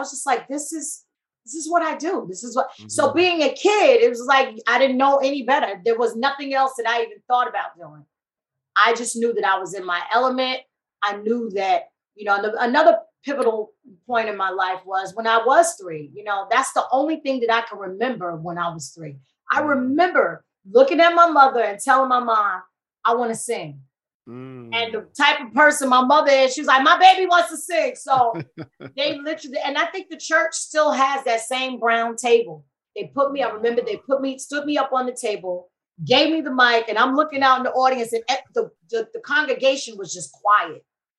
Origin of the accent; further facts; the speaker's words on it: Queens, New York, United States; now in California, United States; growing up in New York, we had the best of all worlds